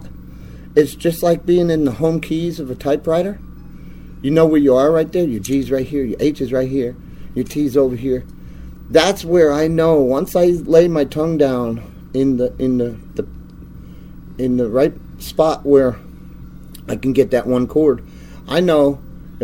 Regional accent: New Jersey, United States; moved away; also born or lived in Chicago; Yeah, I grew up in New Jersey

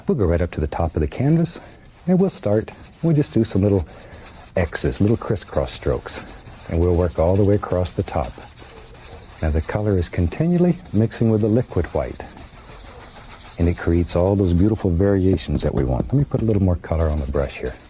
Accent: Florida, United States; moved away as an adult; also born or lived in Alaska; I was born and raised in Florida

